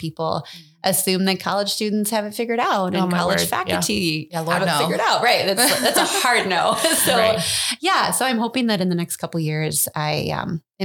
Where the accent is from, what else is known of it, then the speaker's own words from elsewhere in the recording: Muscatine, Iowa, United States; also born or lived in Cedar Falls, Iowa; now in Dubuque, United States; born and raised in Muscatine, Iowa. So I've always been here